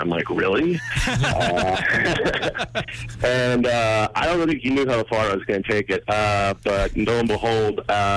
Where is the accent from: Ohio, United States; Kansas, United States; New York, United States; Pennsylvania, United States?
Pennsylvania, United States; Pittsburgh and Philadelphia; moved away as an adult; also born or lived in British Columbia / Colorado; I'm from Pittsburgh and Philadelphia originally